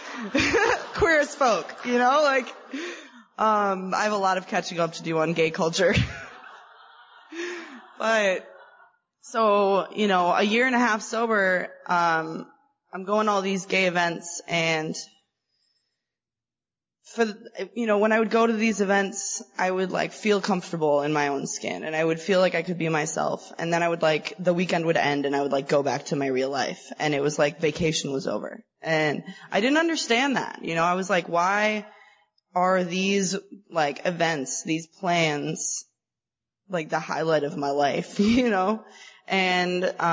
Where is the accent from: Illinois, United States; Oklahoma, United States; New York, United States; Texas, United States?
Illinois, United States; Chicago; I am from Chicago